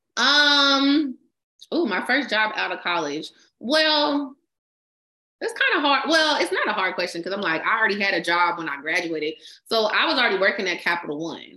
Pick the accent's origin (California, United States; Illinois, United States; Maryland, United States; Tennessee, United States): California, United States; San Leandro; also born or lived in Stockton, California; I grew up in San Leandro, and then I moved to the Central Valley to Stockton when I was twelve.